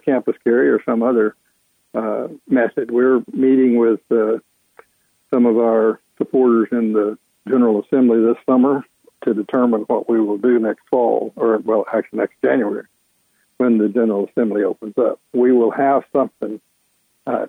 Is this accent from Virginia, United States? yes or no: no; Texas, United States; now in Georgia, United States; I'm from Texas